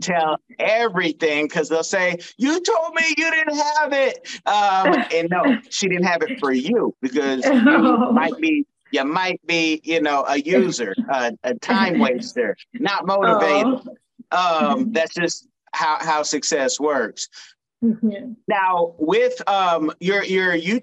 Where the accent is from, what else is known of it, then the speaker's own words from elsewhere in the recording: California, United States; now in South Florida, United States; I am from California, but I live in South Florida